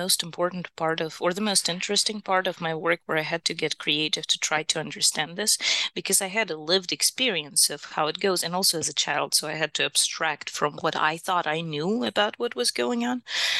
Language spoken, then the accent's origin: English; Kyiv, Ukraine; English is a second language; now in United States; I'm from Kyiv, Ukraine, and my earliest architecture education is actually from Ukraine.